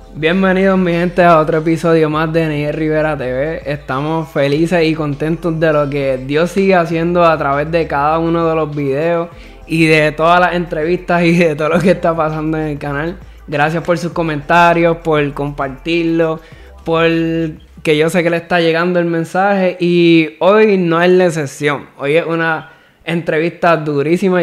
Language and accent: Spanish; Dorado, Puerto Rico; Yo soy de Dorado acá